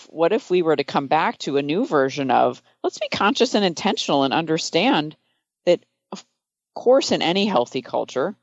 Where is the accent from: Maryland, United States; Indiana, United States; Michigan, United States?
Michigan, United States; I grew up in Michigan